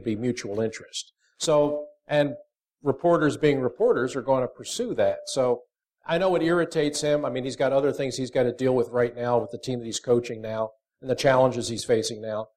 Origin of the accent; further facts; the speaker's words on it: Folsom, Pennsylvania, United States; I grew up in Folsom, Delaware County.